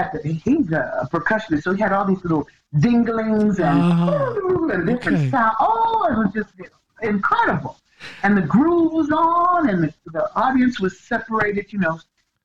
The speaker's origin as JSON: {"language": "English", "region": "England", "country": "United Kingdom", "said": "No, I'm just English."}